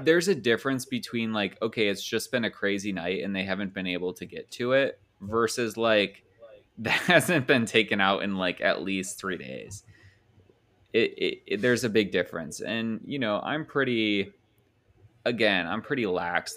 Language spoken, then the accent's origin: English; Indiana, United States; I'm from Indiana